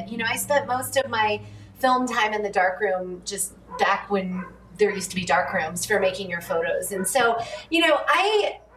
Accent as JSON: {"language": "English", "region": "Connecticut", "country": "United States", "tie": "born or raised there", "also_born_or_lived": "New York / Massachusetts", "lives_now": "California, United States", "said": "I grew up in the Northeast. I was born in Connecticut, spent my younger years in Connecticut, New York, and Massachusetts."}